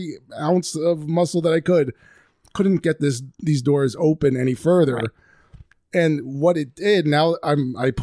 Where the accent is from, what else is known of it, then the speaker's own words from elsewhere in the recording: Northeast, United States; we are from the Northeast